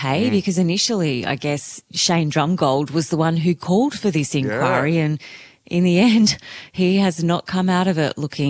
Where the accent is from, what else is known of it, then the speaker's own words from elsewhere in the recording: Queensland, Australia; my home state of Queensland